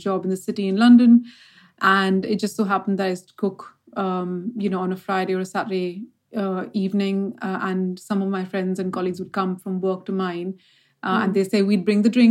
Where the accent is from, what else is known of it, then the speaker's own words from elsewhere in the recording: Mumbai, Maharashtra, India; I was born and brought up in Bombay, or as people call Mumbai.